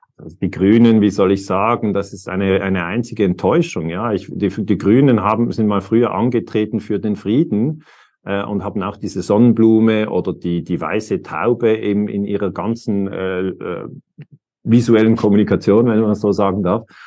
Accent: Switzerland; für mich als Schweizer

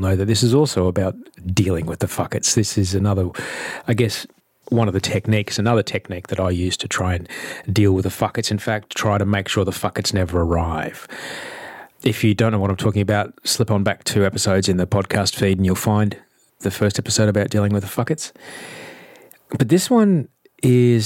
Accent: Sydney, New South Wales, Australia; I'm from Sydney, Australia

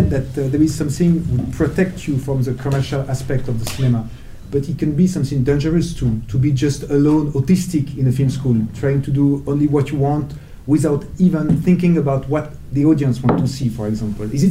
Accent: Copenhagen, Capital Region of Denmark, Denmark; No, no, no, I was raised in Copenhagen.

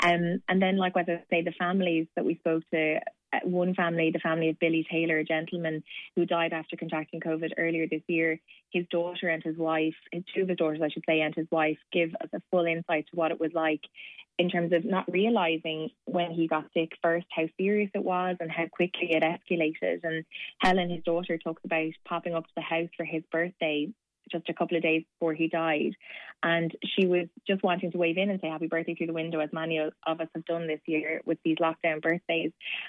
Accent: Waterford, Munster, Ireland; also born or lived in Cork; Well, I was born in Cork and raised in Waterford. So my mom is Cork and dad's Waterford. My parents live in Waterford, but I always have to say I'm from both.

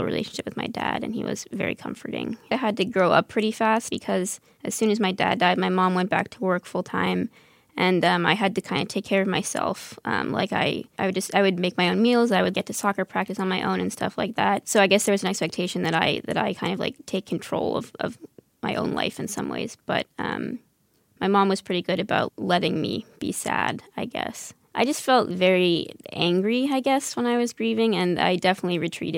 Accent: Northern Virginia, United States; I'm from Northern Virginia

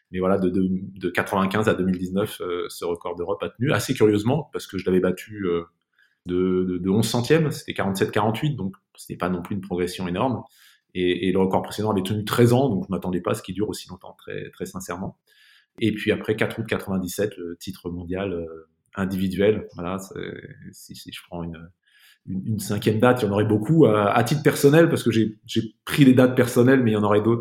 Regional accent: Saint-Affrique, Occitania, France; born there; je suis né dans un endroit qui est, compte tenu de mes origines africaines, assez drôle. Je suis né à Sainte-Afrique, avec deux F, dans l'Aveyron.

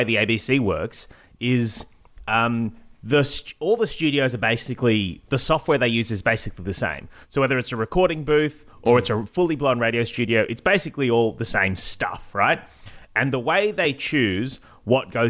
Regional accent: Sydney, New South Wales, Australia; Where I grew up in Illawong

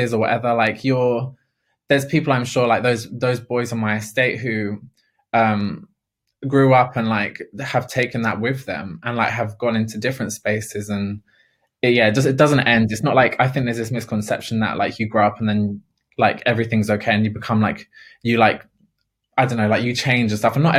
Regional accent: London, United Kingdom; I am a council estate girl. I'm from Ladbroke Grove, and council estates, I love being from a council estate

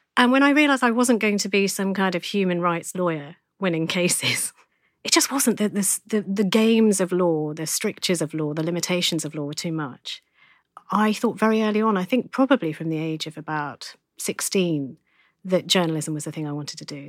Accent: Essex, East of England, United Kingdom; also born or lived in London; I was born in Essex. I'm an Essex guy.

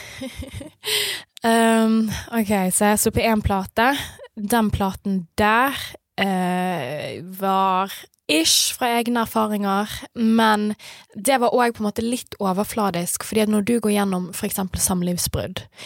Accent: Bergen, Vestland, Norway; vennene mine som mm. jeg vokste opp med i Skuteviken òg

